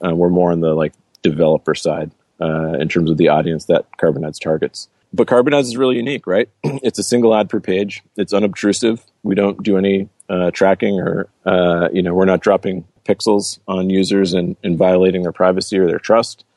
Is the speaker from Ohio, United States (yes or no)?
no; Cape Porpoise, Maine, United States; moved away; also born or lived in Brazil; I grew up in a small town in Maine called Cape Porpoise, a small little fishing village